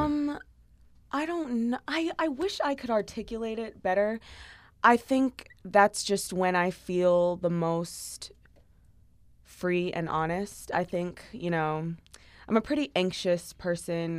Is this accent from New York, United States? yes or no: yes; Long Island, New York, United States; I was born and raised in Long Island, New York.